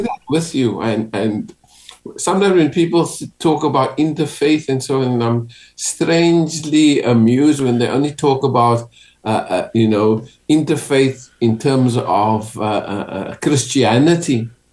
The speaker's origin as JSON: {"language": "English", "region": "Western Cape", "country": "South Africa", "tie": "born or raised there", "moved": "yes", "said": "growing up in South Africa. And especially the Western Cape, where I was"}